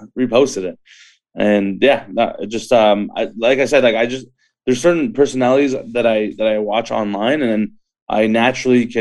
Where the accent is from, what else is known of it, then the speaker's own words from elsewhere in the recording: Markham, Ontario, Canada; also born or lived in Scarborough, Ontario; growing up in Scarborough and Markham